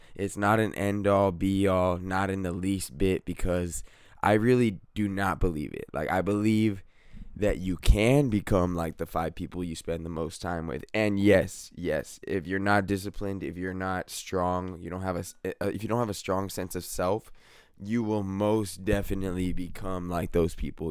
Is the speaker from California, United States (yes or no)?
yes; California, United States; I'm definitely from California, and I love it here